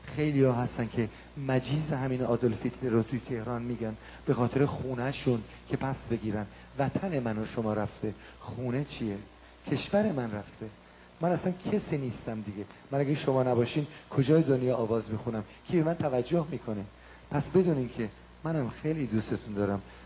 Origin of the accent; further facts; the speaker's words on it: Iran; moved away; من خجالت میکشم که بگم ایرانی هستم